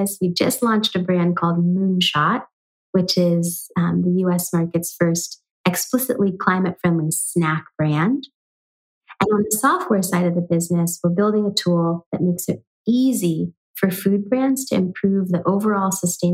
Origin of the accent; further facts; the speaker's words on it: San Francisco, California, United States; also born or lived in New York City; I moved back to the Bay Area, my hometown of San Francisco